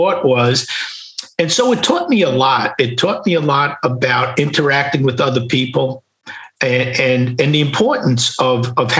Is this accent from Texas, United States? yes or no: no; New York City, New York, United States; growing up in Queens or Brooklyn, in New York in those times